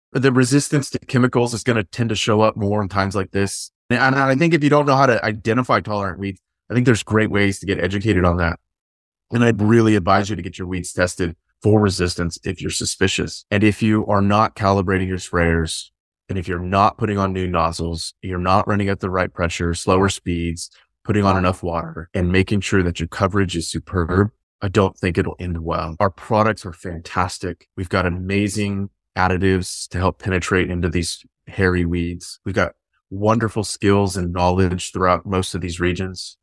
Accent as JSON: {"language": "English", "town": "Fresno", "region": "California", "country": "United States", "moved": "as an adult", "lives_now": "Mildura, Australia", "said": "I'm from Fresno, California."}